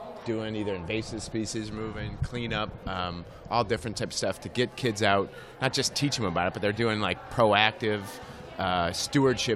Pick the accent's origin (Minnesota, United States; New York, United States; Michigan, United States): Michigan, United States; Livonia; I grew up down in Detroit area. Livonia, Westland area. Yeah, I grew up down there